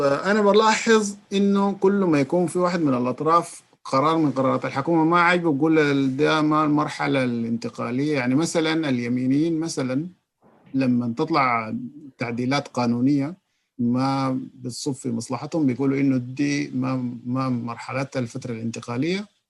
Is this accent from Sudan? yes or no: yes; Sudan; عندنا في السودان